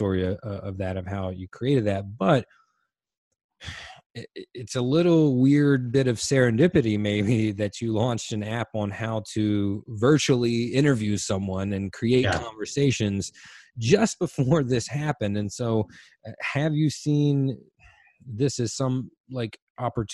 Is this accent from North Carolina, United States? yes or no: yes; Washington, North Carolina, United States; I'm originally from Little Washington, which is a town of like 10,000 people on the coast, which my mom still lives there